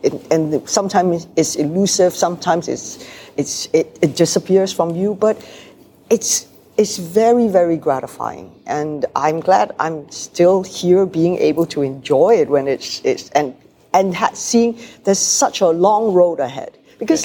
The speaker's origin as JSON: {"language": "English", "country": "Malaysia", "also_born_or_lived": "Hong Kong", "moved": "yes", "said": "I come from Malaysia where we are multiracial. We have Malays, Indians, Chinese"}